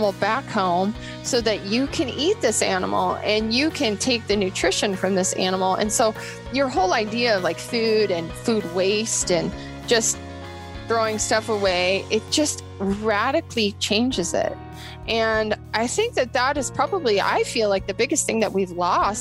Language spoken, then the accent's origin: English; Bozeman, Montana, United States; also born or lived in Seattle, Washington; I went to MSU here in Bozeman. I grew up in Bozeman